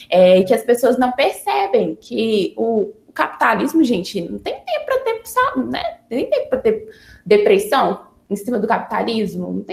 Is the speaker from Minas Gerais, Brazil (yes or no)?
yes; Teófilo Otoni, Minas Gerais, Brazil; Porque eu sou de Tioflotone, né? Então, eu sou do interior de Minas.